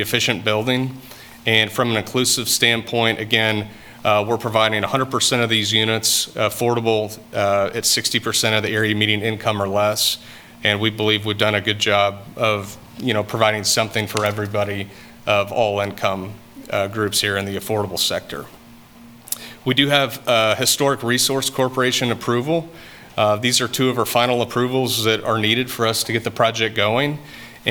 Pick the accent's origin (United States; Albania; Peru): United States; Wichita, Kansas; I'm from Wichita, Kansas